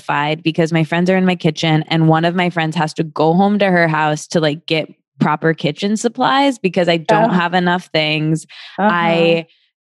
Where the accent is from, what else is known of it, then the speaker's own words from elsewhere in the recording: Michigan, United States; moved away; I'm from Michigan, as you know, seeing people who I went to high school